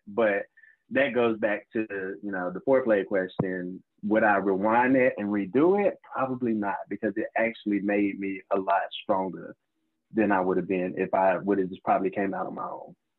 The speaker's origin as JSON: {"language": "English", "town": "Charlotte", "region": "North Carolina", "country": "United States", "tie": "born or raised there", "lives_now": "Winston-Salem, United States", "said": "I'm originally from Charlotte, North Carolina. Uh, grew up in a small county as well. Um, I now live in Winston Salem, North Carolina."}